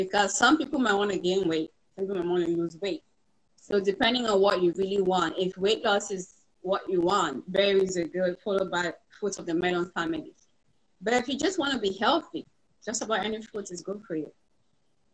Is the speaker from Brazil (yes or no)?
no; Cameroon; moved away as an adult; now in United States; I grew up in Cameroon for the first 18 years